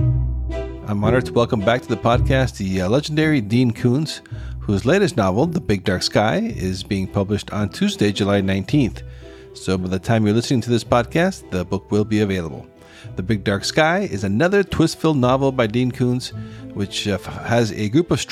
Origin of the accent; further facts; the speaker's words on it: Costa Rica; my home country of Costa Rica